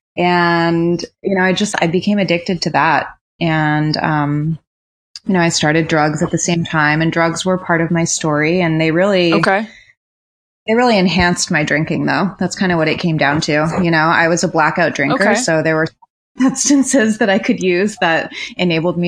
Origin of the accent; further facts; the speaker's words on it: Rhode Island, United States; I grew up in Rhode Island